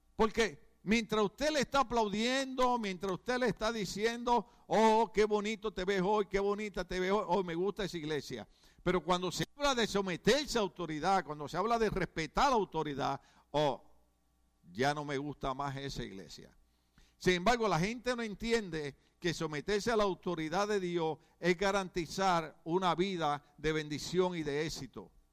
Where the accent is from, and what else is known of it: Puerto Rico